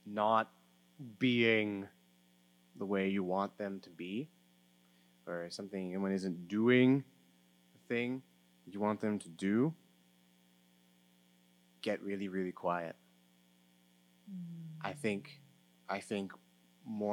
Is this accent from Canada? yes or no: yes; Canada; I'm Canadian